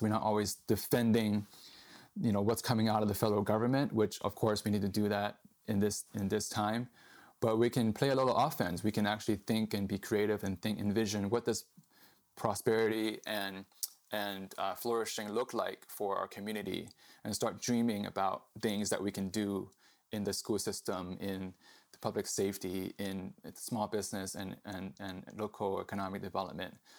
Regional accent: Boston, Massachusetts, United States; moved away as an adult; also born or lived in Hong Kong / New York; now in San Diego, United States; I was living in Boston, where I grew up. And my parents and I, uh, immigrated here, uh, when I was eight years old from Hong Kong to New York. Um, but I grew up mostly in Boston

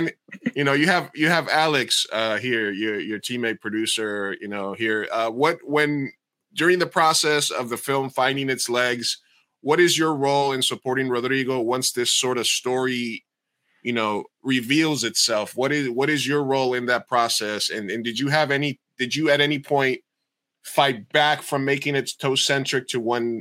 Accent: Medellín, Antioquia, Colombia; I'm Colombian, right? So I'm a Colombiano from Medellin

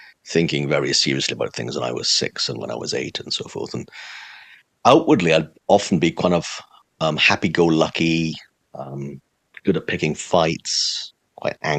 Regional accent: Swansea, Wales, United Kingdom; moved away as an adult; also born or lived in Cardiff; I grew up in the city of Swansea in South Wales

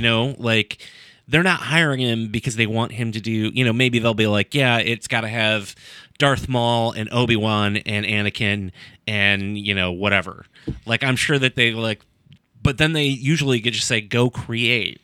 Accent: Sandusky, Ohio, United States; my hometown, Sandusky, Ohio

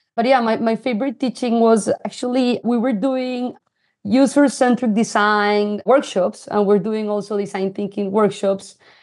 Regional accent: Colombia; accent: Latino; English is a second language; moved away as an adult; also born or lived in Singapore; I, I am, uh, originally from Colombia. I was born in a small city. It's the coffee region

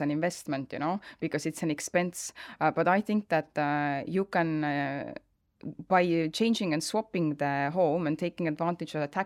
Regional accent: Estonia; now in Spain; my home country Estonia

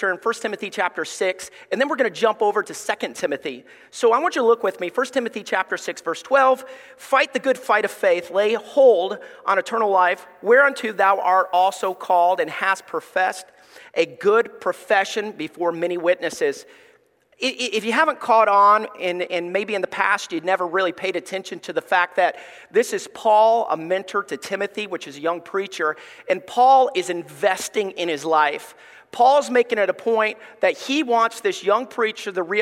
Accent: Alabama, United States; we grew up in Alabama

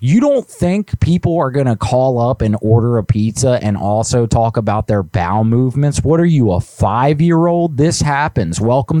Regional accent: New Jersey, United States; Listen, I'm from New Jersey, man. I haven't had a pizza like that in years being up here.

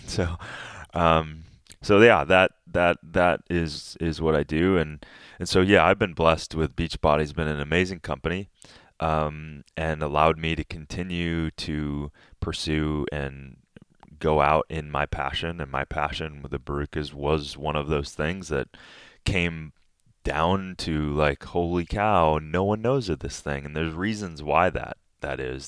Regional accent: Minnesota, United States; moved away; I'm from middle America. I'm from Minnesota. I, my father was an agricultural professor at the University of Minnesota.

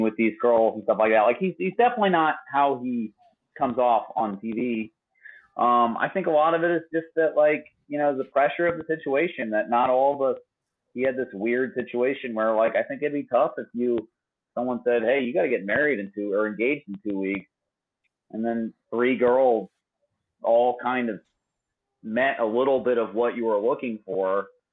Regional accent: Atlanta, Georgia, United States; I'm from Atlanta. I've grown up around

